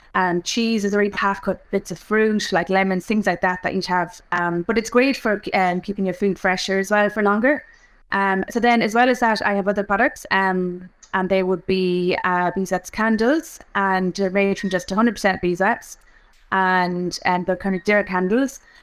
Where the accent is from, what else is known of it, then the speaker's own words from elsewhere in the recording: Offaly, Leinster, Ireland; I'm from Offaly. I grew up in Offaly